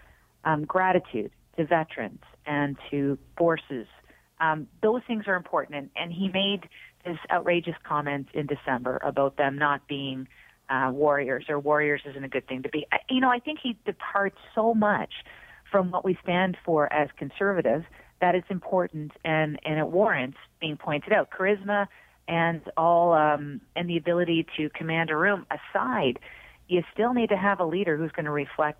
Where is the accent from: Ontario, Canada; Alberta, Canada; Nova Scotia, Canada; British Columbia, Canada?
Nova Scotia, Canada; Cape Breton; moved away; I come from a union family growing up in Cape Breton